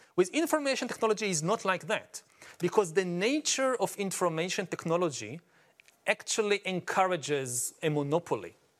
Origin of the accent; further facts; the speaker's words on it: Israel; I come from Israel